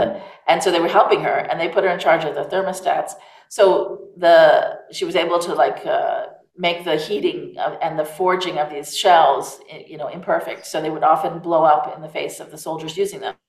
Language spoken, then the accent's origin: English; United States; accent: American; also born or lived in Savannah, Georgia; now in Provence, France; I am American